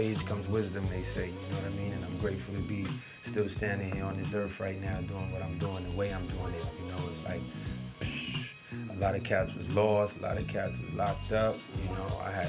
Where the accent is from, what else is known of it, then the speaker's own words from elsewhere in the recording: New York City, New York, United States; also born or lived in Manhattan; I'm from the Bronx originally, you know what I'm saying? And between the Bronx and Manhattan, I was born in Manhattan, raised in the Bronx, you know, in the 70s, you know, in the 80s